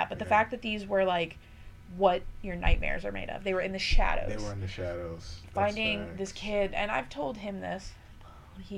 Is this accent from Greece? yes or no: yes; Greece; I'm from Greece